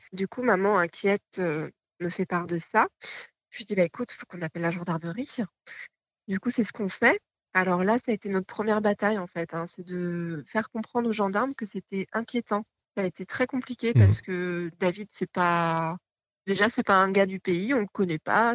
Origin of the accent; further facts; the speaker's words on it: Normandy, France; On est originaire de Normandie